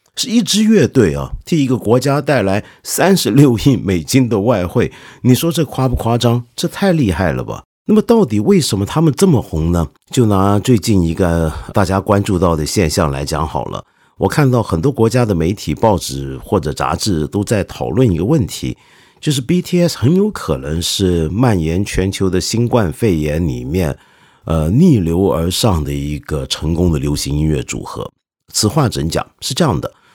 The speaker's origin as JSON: {"language": "Chinese", "country": "China", "said": "我们中国人"}